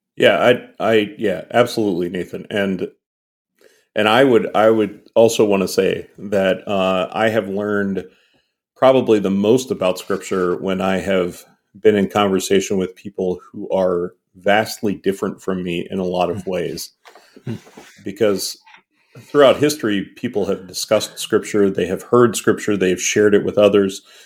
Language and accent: English; Western Pennsylvania, United States; we are two middle-aged cis het white guys who were both born and raised in Western Pennsylvania